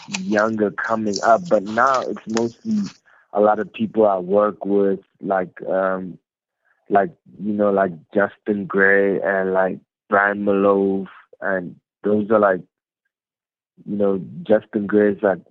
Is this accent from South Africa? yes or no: yes; Free State, South Africa; I grew up in the Free State in a city called Zalkum